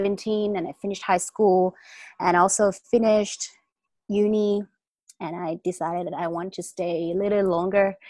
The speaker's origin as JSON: {"language": "English", "region": "Phuket", "country": "Thailand", "tie": "born or raised there", "also_born_or_lived": "Patong", "said": "Thai. Born and raised in Phuket."}